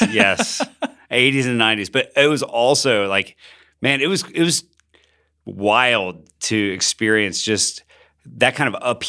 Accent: Bogotá, Bogotá Capital District, Colombia; So I grew up in Bogota, Colombia. My parents were missionaries. They're church planters. And I grew up during the most difficult season to live in Colombia.

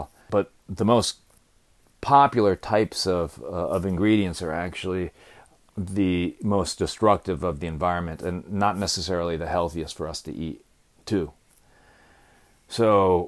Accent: New Haven, Connecticut, United States; I grew up around New Haven, playing in the woods here

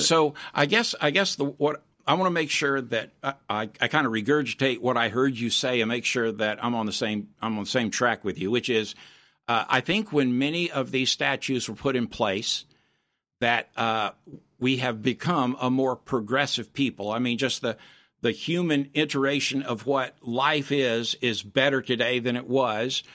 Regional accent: Florida, United States; When I was a kid growing up in Florida

